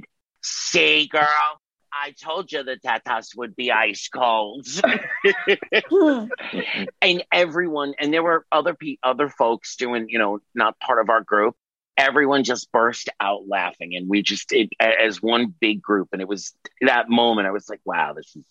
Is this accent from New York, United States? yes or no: yes; New York, United States; I'm from New York